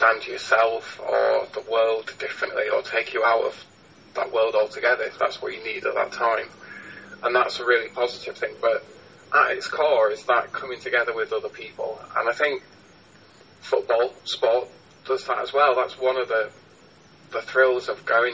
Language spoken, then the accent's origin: English; Huddersfield, Yorkshire and the Humber, United Kingdom; now in Halifax, United Kingdom; I grew up in Huddersfield